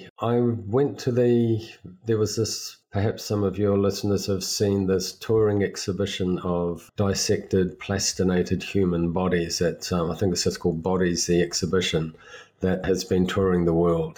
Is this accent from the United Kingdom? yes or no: yes; England, United Kingdom; I was born in England